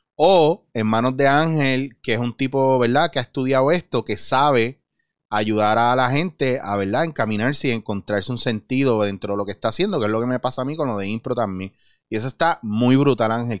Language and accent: Spanish; Puerto Rico; somos puertorriqueños